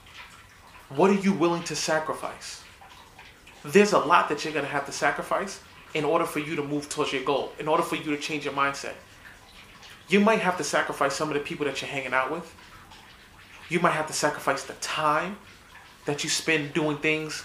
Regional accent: New York City, New York, United States; I didn't grow up in a prominent neighborhood. I grew up in the South Bronx.

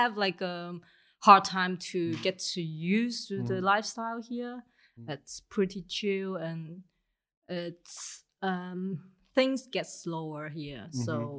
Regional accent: Hong Kong; moved away as an adult; now in Berlin, Germany; So I'm from Hong Kong. I'm working as a photographer for almost 4 years right now. Mm-hmm. Yeah, I just moved here in Berlin for 2 years.

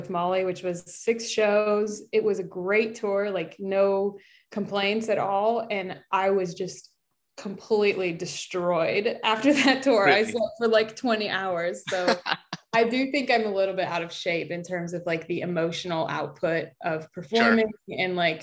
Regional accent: Chicago, Illinois, United States; also born or lived in Oak Park, Illinois; I grew up in Chicago, like in the city

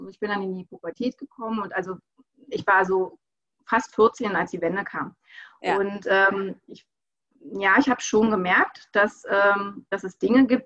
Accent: Berlin, Germany; ich bin da geboren, ich bin in Ostberlin geboren und ich habe ähm, na, eigentlich äh, eine sehr, sehr schöne Kindheit gehabt.

